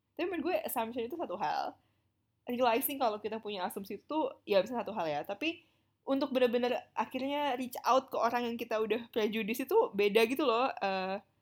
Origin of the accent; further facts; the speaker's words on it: Indonesia; moved away as an adult; gue orang Indonesia satu-satunya